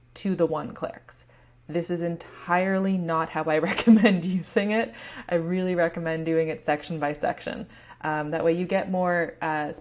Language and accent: English; Canada; I'm Canadian